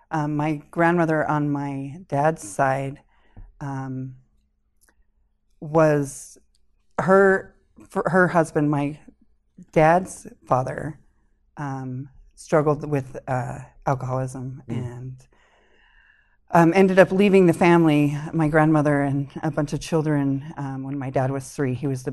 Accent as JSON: {"language": "English", "region": "Connecticut", "country": "United States", "tie": "born there", "said": "Okay, so I grew up, I was actually born in Connecticut."}